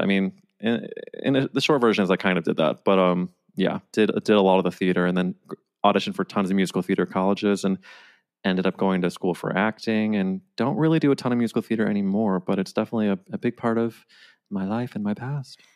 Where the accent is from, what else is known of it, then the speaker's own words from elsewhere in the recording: St. Louis, Missouri, United States; now in New York, United States; I'm from, like, the suburbs of Saint Louis